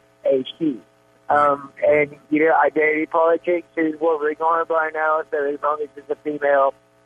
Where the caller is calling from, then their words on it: Atlanta, Georgia, United States; I'm calling from the great state of Atlanta